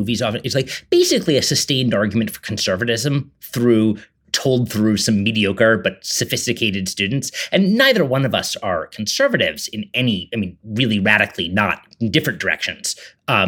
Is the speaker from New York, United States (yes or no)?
yes; New York City, New York, United States; I grew up in New York City